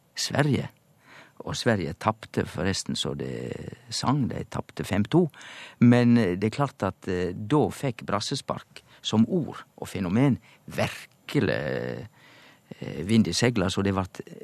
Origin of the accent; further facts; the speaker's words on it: Indre Sogn, Vestland, Norway; som liten i Indre Sogn i bedehuskulturen